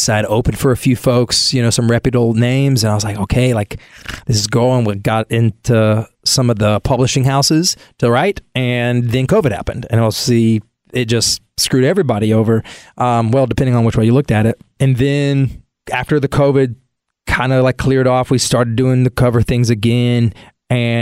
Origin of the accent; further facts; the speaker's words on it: Hendersonville, North Carolina, United States; now in Nashville, United States; grew up in Hendersonville, North Carolina. It's just south of Asheville